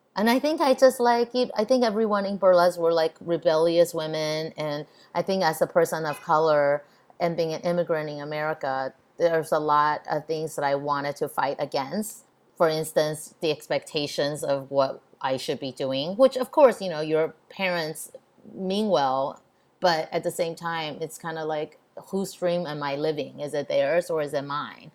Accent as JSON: {"language": "English", "region": "Texas", "country": "United States", "tie": "born or raised there", "also_born_or_lived": "Taiwan", "said": "I grew up in Texas where I grew up in a time where being Asian is not cool"}